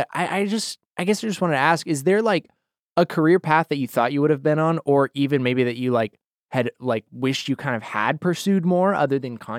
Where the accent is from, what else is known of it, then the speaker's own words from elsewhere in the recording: Boise, Idaho, United States; I'm from there. I know. I'm from Boise, Idaho.